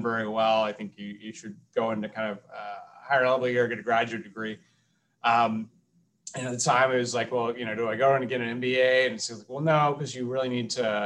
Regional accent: Atlanta, Georgia, United States; I'm originally from Atlanta, Georgia

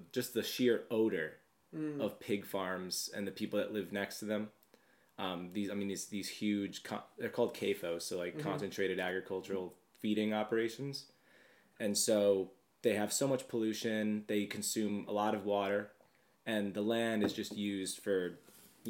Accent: Long Island, New York, United States; I'm from Long Island

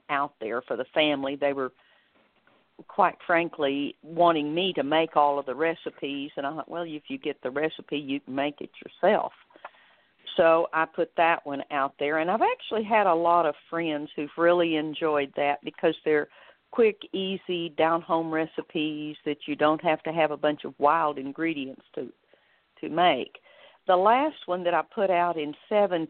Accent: Amarillo, Texas, United States; moved away as an adult; also born or lived in Garland / Odessa / Richardson / Dallas; now in Sherman, United States; I grew up in Amarillo

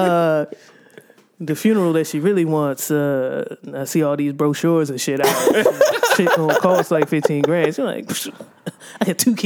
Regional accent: United States; when I was growing up on Constitution Avenue

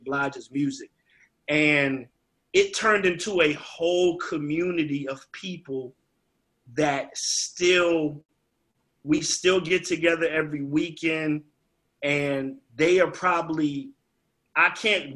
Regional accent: Virginia, United States; being from Virginia

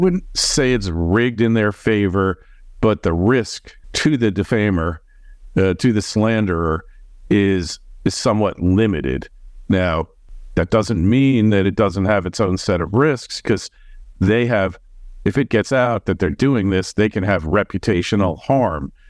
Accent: New York, United States; Being a New Yorker

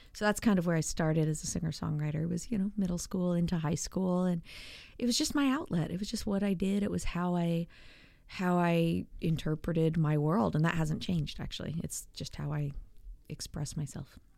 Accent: Atlanta, Georgia, United States; also born or lived in Arlington, Virginia / suburbs of Washington, D.C.; I grew up mostly in the suburbs of Atlanta

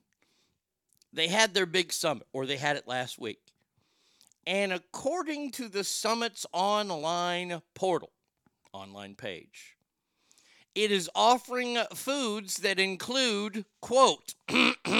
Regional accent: Texas, United States; I'm from Texas

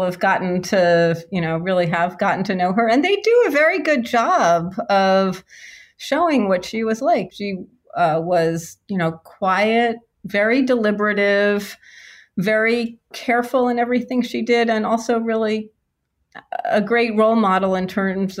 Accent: New York, United States; now in Los Angeles, United States; I grew up in New York and have been in California for more than half of my life at this point

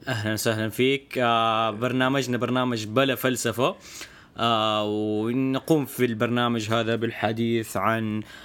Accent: Hejaz, Saudi Arabia; عندنا في السعوديه يعني ما اعرف لو تدري يعني فعندنا في الحجاز

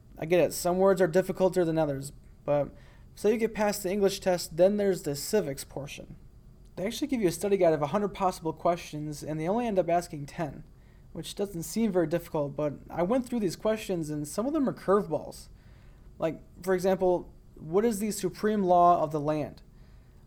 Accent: United States; my fellow Americans

